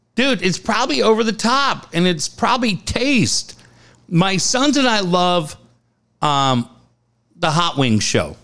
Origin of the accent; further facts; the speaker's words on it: Cardiff, California, United States; We grew up in Cardiff. We grew up on this street called King's Cross Drive.